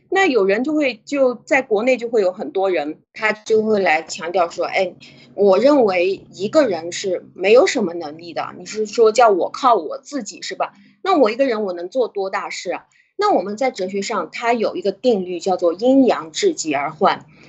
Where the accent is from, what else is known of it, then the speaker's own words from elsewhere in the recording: China; moved away; 当你在中国，呃，在我们原来的，呃，国内